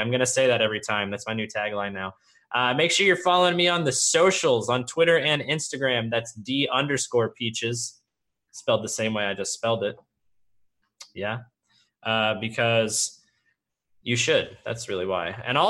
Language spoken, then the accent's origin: English; Michigan, United States; moved away; I am from Michigan originally.